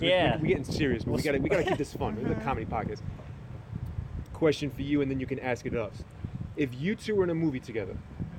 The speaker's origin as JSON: {"language": "English", "town": "New York City", "region": "New York", "country": "United States", "said": "I'm from Brooklyn, New York."}